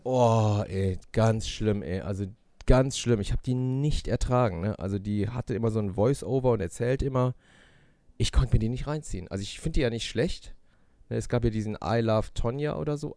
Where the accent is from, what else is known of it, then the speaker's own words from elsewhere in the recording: Germany; bei uns in Deutschland